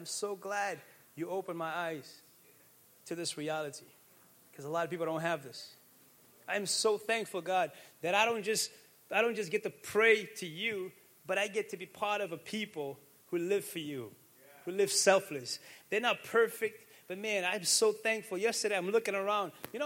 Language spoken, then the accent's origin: English; Pawtucket, Rhode Island, United States; I grew up in Pawtucket, and nobody thought the church could do this stuff.